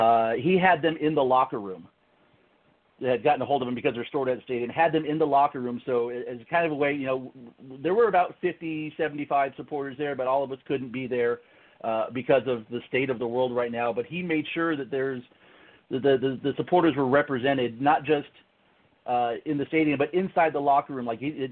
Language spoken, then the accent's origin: English; Tampa, Florida, United States; I was born and raised in the Tampa Bay area, moved away for a little while, came back and live here again now.